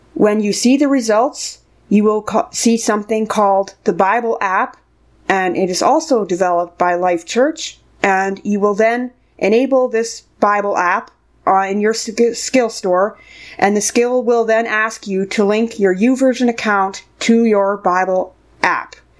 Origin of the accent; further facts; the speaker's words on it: Canada; I'm from Canada